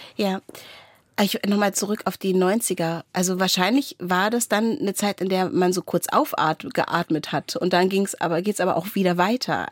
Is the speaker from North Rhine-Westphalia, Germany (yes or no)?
no; Wendland, Lower Saxony, Germany; ich komme aus dem Wendland